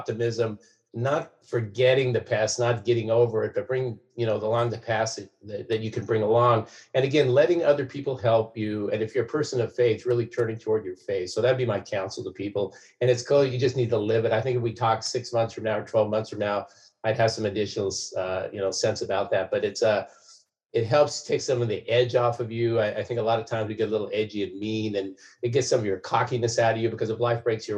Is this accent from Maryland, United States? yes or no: no; Salem, Oregon, United States; Selma, my hometown